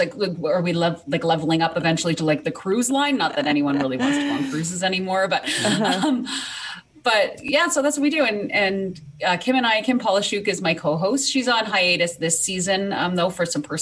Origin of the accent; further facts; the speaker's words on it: Canada; I'm from Canada, which is why you're going to hear a little bit of an accent.